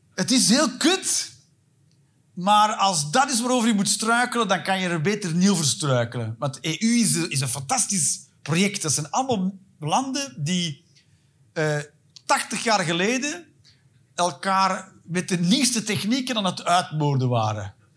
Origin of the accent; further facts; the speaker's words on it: Antwerp, Flanders, Belgium; moved away as an adult; also born or lived in England; Ik ben van Antwerpen